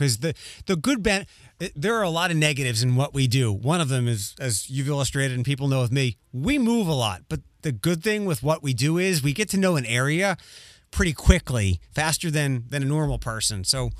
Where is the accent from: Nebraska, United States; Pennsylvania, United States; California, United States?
Pennsylvania, United States; Philadelphia; now in Chicago, United States; I'm originally from Philadelphia and I've moved to a lot of different places, but I've decided to stay here